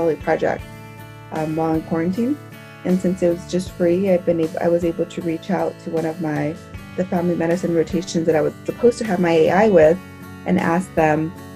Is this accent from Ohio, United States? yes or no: no; Los Angeles, California, United States; I'm originally from Los Angeles, so I've been quarantined back home in Los Angeles